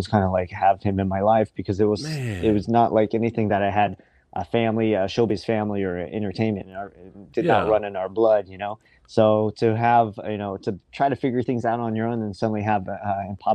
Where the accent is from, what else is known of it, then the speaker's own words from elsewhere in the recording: Seattle, Washington, United States; I was the first of my family to be born here.